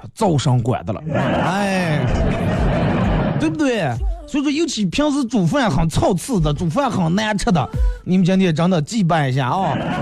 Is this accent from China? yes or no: yes; China; 我是中国人